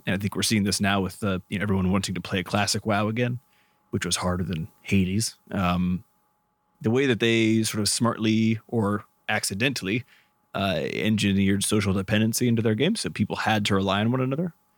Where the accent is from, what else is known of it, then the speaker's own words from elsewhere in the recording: Midwest, United States; where I grew up, we grew up in the Midwest in the United States